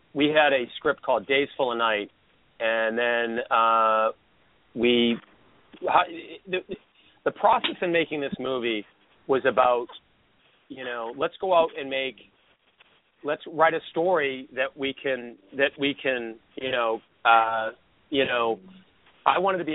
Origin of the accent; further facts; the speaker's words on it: Boston, Massachusetts, United States; I grew up in Boston